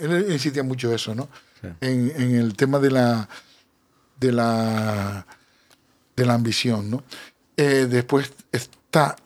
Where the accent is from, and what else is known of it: Canary Islands, Spain